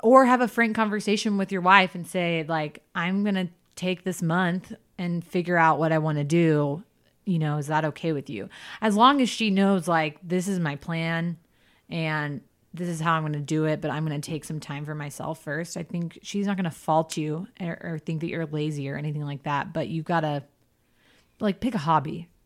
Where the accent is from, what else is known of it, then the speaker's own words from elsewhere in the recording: the South, United States; growing up in the South